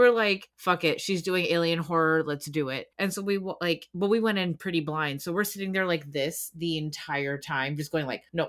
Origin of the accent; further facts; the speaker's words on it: Canada; I'm Canadian.